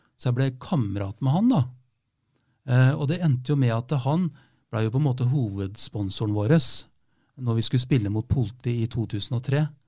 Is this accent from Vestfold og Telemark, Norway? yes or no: yes; Rjukan, Vestfold og Telemark, Norway; now in Fredrikstad, Norway; jeg er jo fra Rjukan